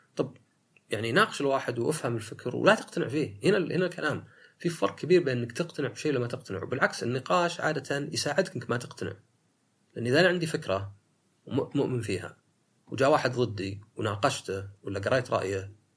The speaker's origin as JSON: {"language": "Arabic", "country": "Saudi Arabia", "said": "في السعودية عندنا"}